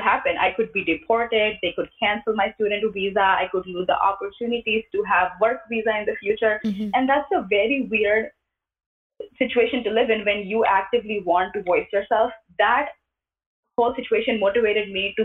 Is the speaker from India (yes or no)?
yes; India; moved away as an adult; now in United States; When I was growing up, I grew up in India